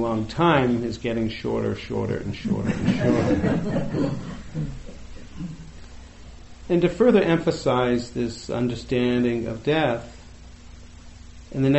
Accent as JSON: {"language": "English", "area": "outside of Boston", "region": "Massachusetts", "country": "United States", "tie": "born or raised there", "said": "I grew up right outside of Boston in the in the 60s and 70s"}